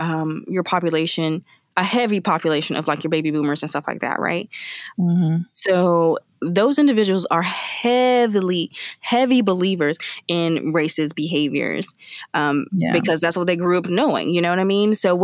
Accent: South Carolina, United States; we are from South Carolina

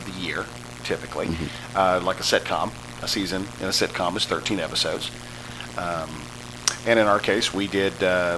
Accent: Indianapolis, Indiana, United States; I grew up in Indianapolis

